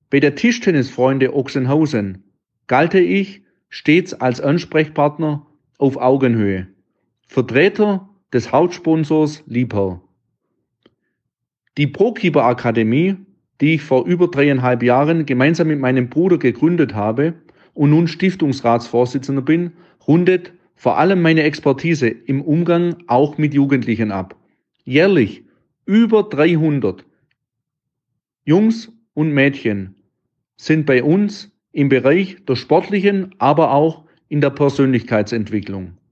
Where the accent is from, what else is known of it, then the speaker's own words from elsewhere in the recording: Baden-Württemberg, Germany; accent: Swabian; Wie man es meinem Dialekt entnehmen kann, ich bin ein stolzer Schwab.